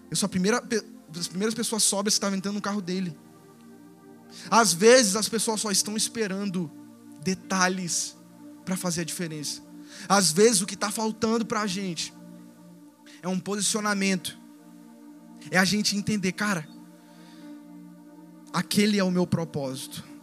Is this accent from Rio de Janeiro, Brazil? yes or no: yes; Rio de Janeiro, Brazil; also born or lived in Espírito Santo; eu não sou natural daqui, eu sou natural do Espírito Santo. Já rodei, já morei em cinco estados, enfim, rodei pra caramba. Mas a gente parou aqui. Mas depois de dois anos aqui, meus pais voltaram pro Rio de Janeiro, o lugar onde eu cresci.